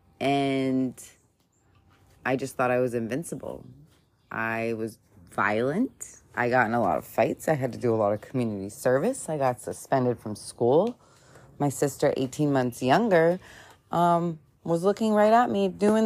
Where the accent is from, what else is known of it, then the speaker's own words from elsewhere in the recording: Hilton Head Island, South Carolina, United States; I grew up on Hilton Head Island.